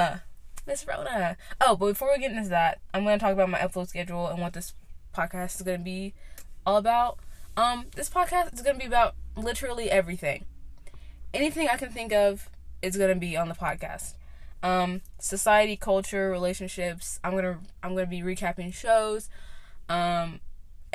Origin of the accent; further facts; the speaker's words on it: Knoxville, Tennessee, United States; I'm from Knoxville, Tennessee